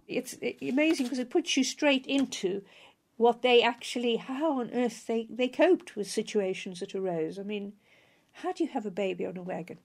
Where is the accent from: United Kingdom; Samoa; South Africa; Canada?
South Africa; I was a child growing up in South Africa